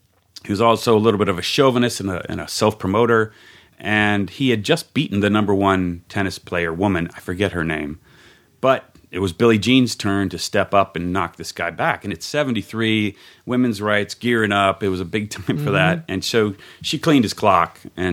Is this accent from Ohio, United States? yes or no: yes; Cincinnati, Ohio, United States; moved away; I'm from Cincinnati.